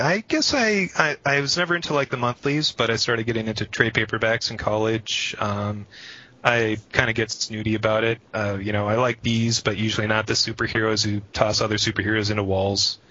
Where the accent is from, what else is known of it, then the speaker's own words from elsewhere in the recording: Minneapolis, Minnesota, United States; I was born and raised either in Minneapolis, or if you want to get all technical about it, a suburb of Minneapolis